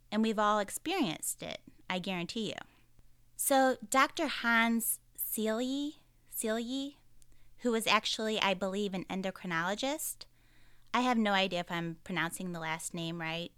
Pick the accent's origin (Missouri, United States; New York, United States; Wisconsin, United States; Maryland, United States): Missouri, United States; St. Louis; I'm from the Saint Louis area